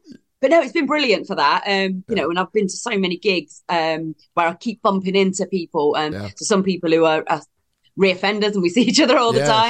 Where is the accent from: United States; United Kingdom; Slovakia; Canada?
United Kingdom; East Midlands; East Midlands.